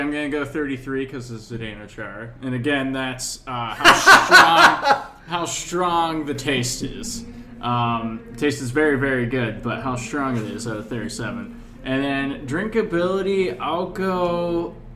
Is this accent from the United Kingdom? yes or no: no; Reading, Massachusetts, United States; We were in my hometown, Reading, Mass